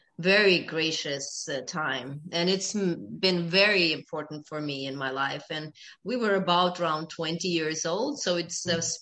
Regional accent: Sweden; also born or lived in Ethiopia / Uppsala, Sweden; I grew up in Sweden

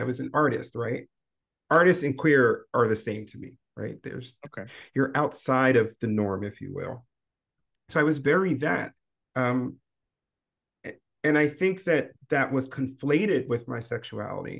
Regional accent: Maryland, United States; I grew up in Maryland

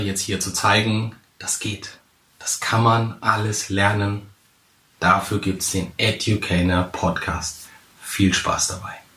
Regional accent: Central Hesse, Germany; moved away as an adult; now in Hamburg, Germany; ich komme eigentlich aus Hesse, ganz wichtig Mittelhessen.

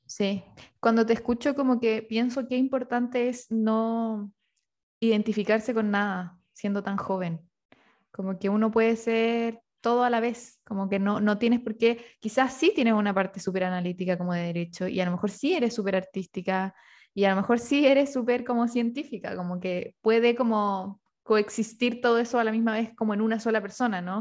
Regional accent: Rancagua, O'Higgins, Chile; moved away; also born or lived in Santiago; yo soy de Rancagua y me tocó vivir en Santiago

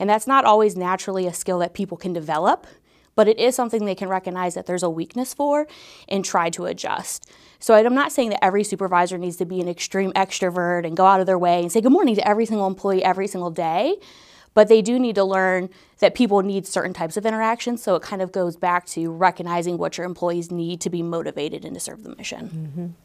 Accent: Northeast Ohio, United States; moved away as an adult; now in Dayton, United States; I'm actually from Northeast Ohio. I came here in two thousand fifteen

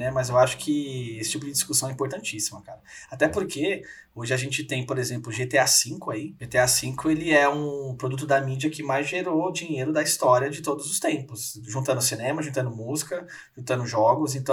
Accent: São Paulo, Brazil; Então, Gui, sou aqui de São Paulo, pertinho de você aí

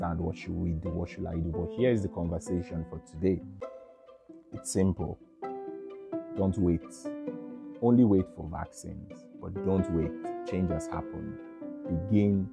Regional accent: Nigeria; I'm from Nigeria

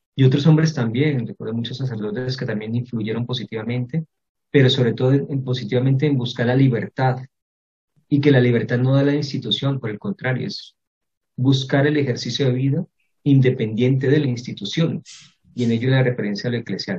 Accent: Cali, Valle del Cauca, Colombia; also born or lived in Cartago; pasé toda mi infancia en esta ciudad, en Cali

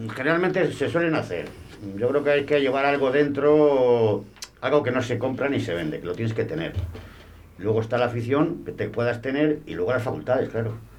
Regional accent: Zamora, Castile and León, Spain; Yo soy zamorano también

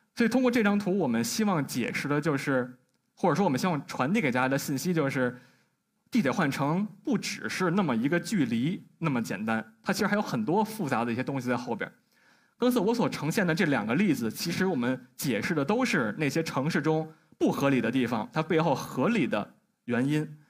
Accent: Beijing, China; 我来自北京的一名设计师。我跟我的搭档李明阳一起成立了一家叫设计工作室，它叫帝都会

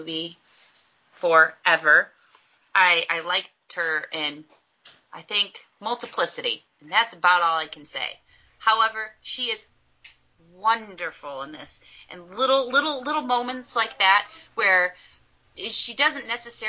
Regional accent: Detroit, Michigan, United States; I'm from Detroit area in Michigan

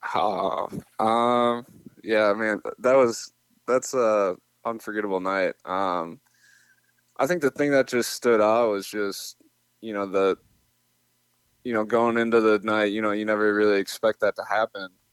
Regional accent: Minnesota, United States; I'm from Minnesota

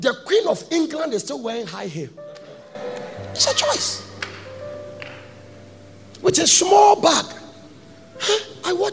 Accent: Ghana; moved away; I'm from Ghana.

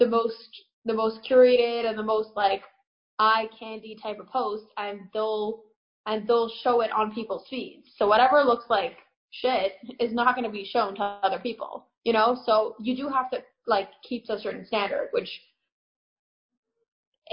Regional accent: Toronto, Ontario, Canada; also born or lived in Paris / Crown Heights / Israel; now in Elizabeth, United States; I was born in Paris. I grew up in Toronto, and I lived in Crown Heights for 3 years, and now I currently live in Jersey.

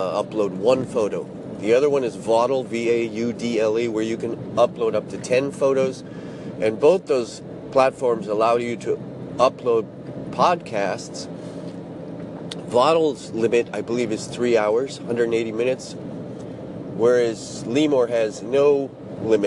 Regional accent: United States; now in Japan; I'm from the States

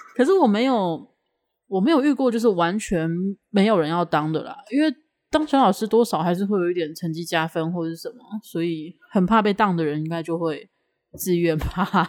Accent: Taipei, Taiwan; 我以前读小学的时候，就是读了第一间小学在台北

